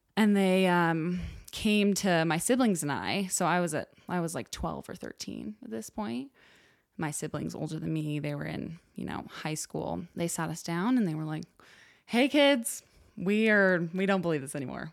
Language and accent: English; Orem, Utah, United States; I grew up in Orem, Utah